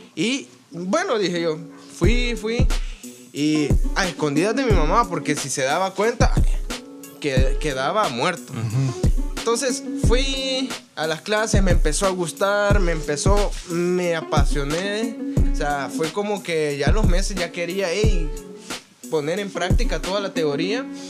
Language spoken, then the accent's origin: Spanish; Santa Ana, El Salvador; yo soy de Santa Ana